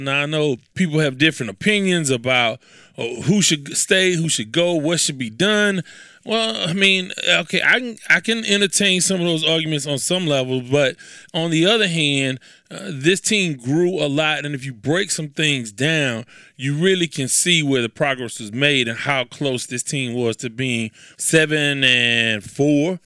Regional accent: Houston, Texas, United States; I'm from Houston, so of course I'm from a melting pot

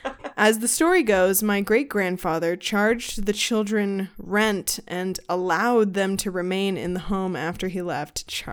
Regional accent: United States; I grew up essentially right across the Ohio River where my grandparents both grew up.

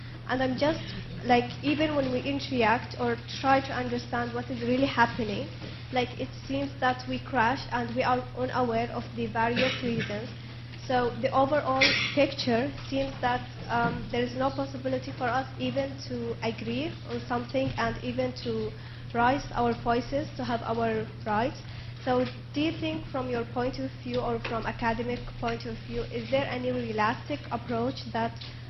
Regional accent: Saudi Arabia; English is a second language; I come from Saudi Arabia, and I just have a question. Like, as a Saudi woman, I interact with my...

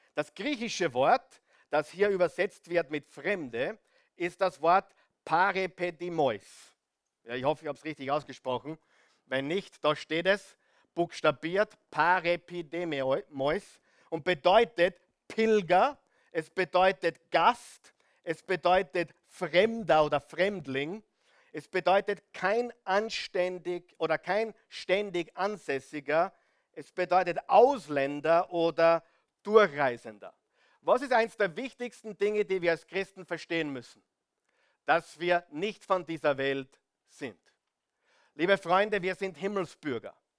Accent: Austria; ich bin da am Land aufgewachsen

